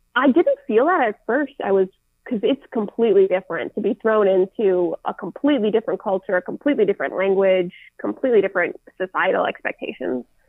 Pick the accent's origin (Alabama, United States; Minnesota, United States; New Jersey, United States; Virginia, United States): Minnesota, United States; Minneapolis; I didn't choose to grow up in the Twin Cities in Minnesota.